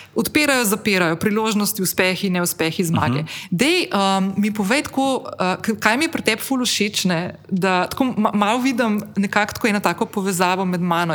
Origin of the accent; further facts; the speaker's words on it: Ljubljana, Central Slovenia, Slovenia; moved away as an adult; now in Slovenian coast, Slovenia; sem se pred 12 leti preselila iz Ljubljana na obalo